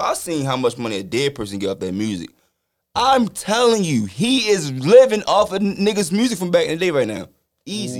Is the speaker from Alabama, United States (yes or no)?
no; Baltimore, Maryland, United States; I'm from Baltimore.